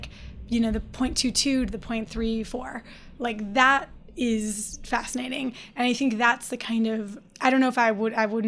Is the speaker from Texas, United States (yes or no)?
no; Detroit, Michigan, United States; I'm from Detroit.